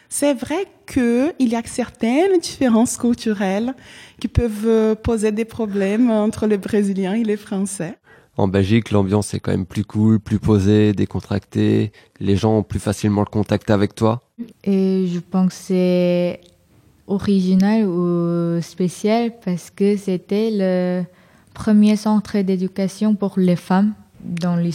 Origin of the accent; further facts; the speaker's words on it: England, United Kingdom; French is a second language; Je suis anglais et j'ai voulu fuir euh, le Brexit et la mauvaise météo.